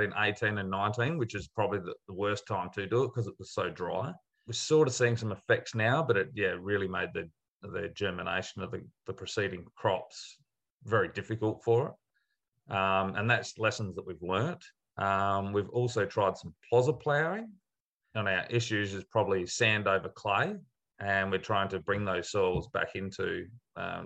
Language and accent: English; Adelaide, South Australia, Australia; I grew up in Adelaide